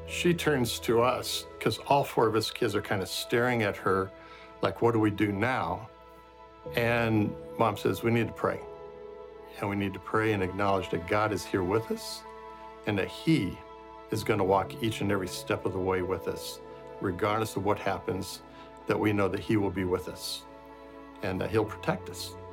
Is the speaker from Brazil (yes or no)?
yes; Brazil; uh, I grew up in Brazil, where my parents were missionaries.